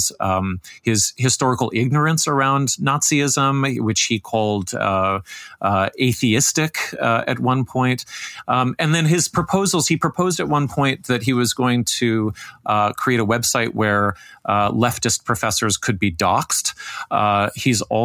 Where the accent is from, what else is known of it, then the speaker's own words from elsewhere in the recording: Canada; also born or lived in Toronto; as a Canadian